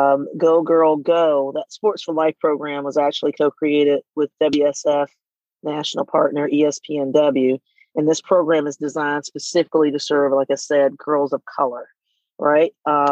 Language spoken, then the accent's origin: English; Southern US, United States; You know, growing up in the Bible Belt, in a very religious family, you know, and not really seeing people who were like me, right?